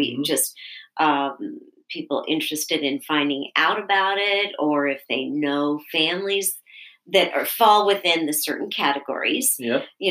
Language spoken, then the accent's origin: English; Nebraska, United States; also born or lived in Connecticut; now in Michigan, United States; I grew up in Nebraska